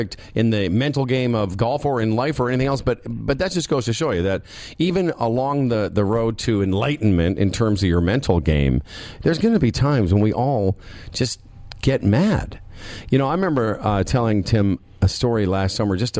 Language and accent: English; Moose Jaw, Saskatchewan, Canada; I'm from Moose Jaw.